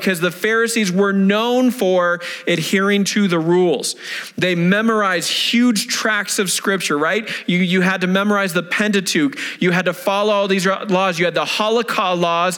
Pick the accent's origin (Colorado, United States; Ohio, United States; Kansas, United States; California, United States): Colorado, United States; Denver; I was independent fundamental Baptist church, right? Here in the Denver area